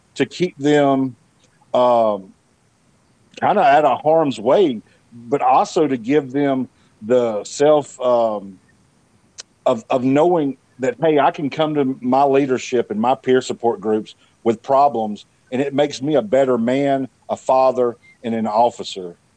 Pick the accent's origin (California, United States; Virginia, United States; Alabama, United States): Alabama, United States; Montgomery; I'm from Montgomery